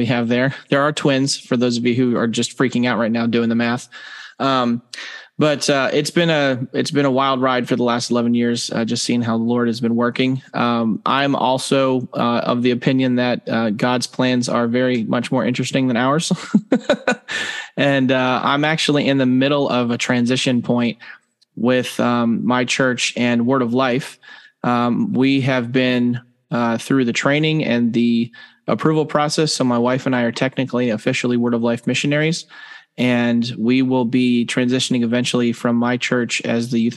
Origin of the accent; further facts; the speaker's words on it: North Carolina, United States; also born or lived in Virginia; we're both from North Carolina